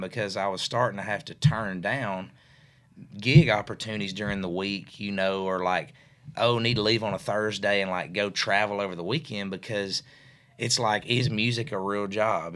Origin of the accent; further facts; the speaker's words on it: Mercer, Tennessee, United States; I grew up in West Tennessee, obviously, over in a small town called Mercer, Tennessee